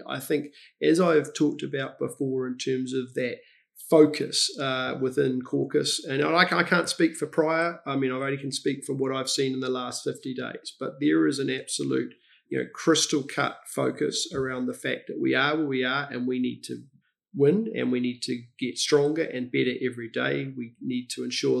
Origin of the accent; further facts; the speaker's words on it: Cambridge, Waikato, New Zealand; also born or lived in United Kingdom; I grew up in Cambridge